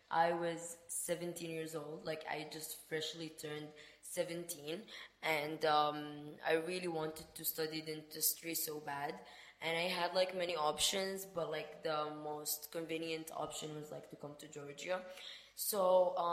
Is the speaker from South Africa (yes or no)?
no; Sudan; English is a second language; moved away; I am not originally from there. I am from Sudan, Africa, and to be honest, I would say we like in Sudan we're more um, open-minded